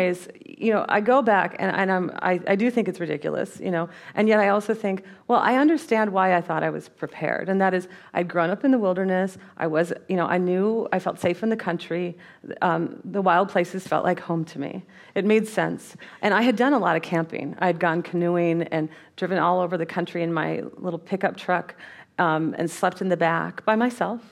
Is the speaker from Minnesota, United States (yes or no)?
yes; Minnesota, United States; I grew up in Minnesota.